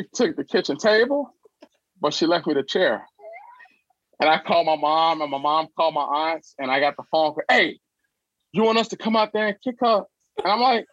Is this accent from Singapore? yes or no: no; Chicago, Illinois, United States; also born or lived in Troy, Alabama; I grew up in the Chicagoland area